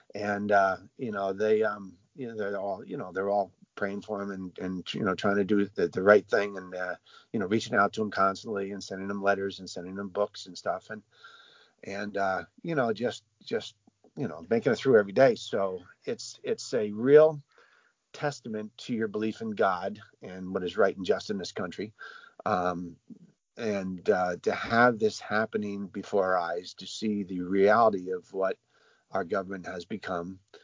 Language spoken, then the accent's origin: English; United States; we as Americans